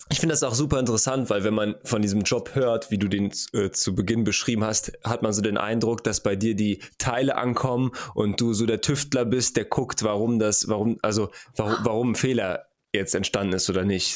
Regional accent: Germany; bei uns in Deutschland

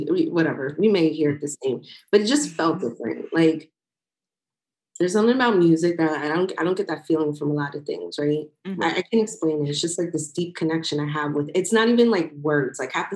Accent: New York, United States; I grew up on the Hot 97s, the Power 105.1s in New York.

